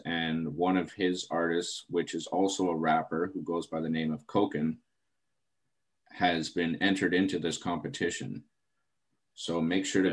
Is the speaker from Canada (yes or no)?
yes; Terrace, British Columbia, Canada; my hometown of Terrace, BC